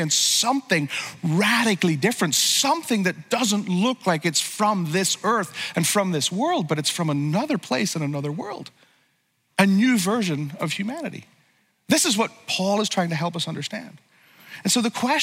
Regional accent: Northern Ireland, United Kingdom; I grew up in Northern Ireland

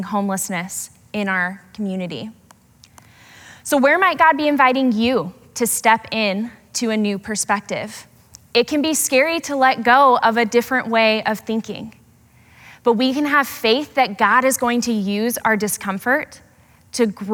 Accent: Portland, Oregon, United States; Growing up in Portland

